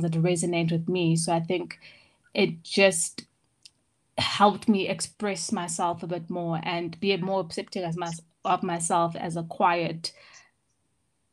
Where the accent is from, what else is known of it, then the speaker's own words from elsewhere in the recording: Johannesburg, Gauteng, South Africa; also born or lived in Ireland; I come from Johannesburg, born and bred